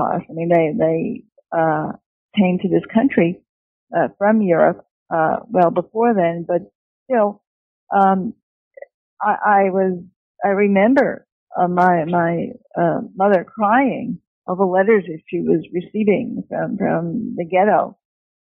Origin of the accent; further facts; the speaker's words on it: New York City, New York, United States; I was born and educated in New York City